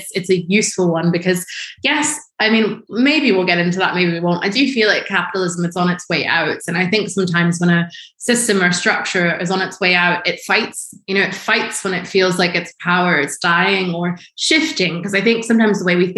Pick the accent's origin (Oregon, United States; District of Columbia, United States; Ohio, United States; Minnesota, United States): District of Columbia, United States; Washington; I grew up in Washington, D.C.